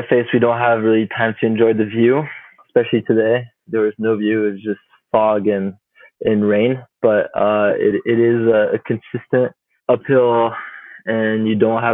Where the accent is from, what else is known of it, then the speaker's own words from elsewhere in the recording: Chamonix, Auvergne-Rhône-Alpes, France; also born or lived in Juneau, Alaska, United States; I did move back to France like right after I was born, so I did not spend much time as a kid in the U.S. Grew up in Chamonix in the Alps